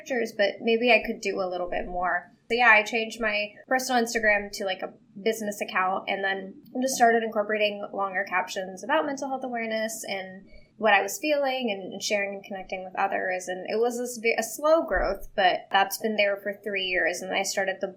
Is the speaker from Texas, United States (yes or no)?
yes; Texas, United States; moved away; my hometown in Texas, which is a small town in Texas